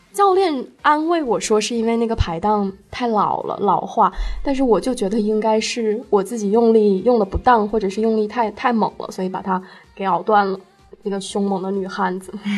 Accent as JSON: {"language": "Chinese", "town": "Shenzhen", "region": "Guangdong", "country": "China", "tie": "born or raised there", "also_born_or_lived": "Hunan", "said": "我是湖南人，然后在深圳长大"}